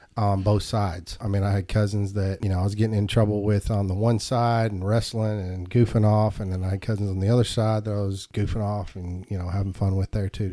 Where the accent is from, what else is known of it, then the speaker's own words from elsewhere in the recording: Murfreesboro, Tennessee, United States; also born or lived in Indiana; we moved here to Murfreesboro, I think, in nineteen eighty-four. I was four years old.